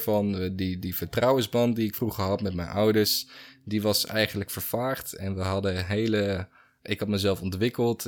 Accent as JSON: {"language": "Dutch", "country": "Netherlands", "tie": "born or raised there", "said": "ik ben een Nederlander. Ik ben hier geboren, ik ben hier getogen, ik ben hier opgegroeid"}